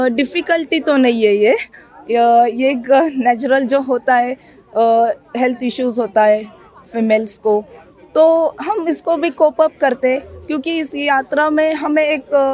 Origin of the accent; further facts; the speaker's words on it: Nashik district, Maharashtra, India; मैं महाराष्ट्र से हूँ नासिक ज़िले से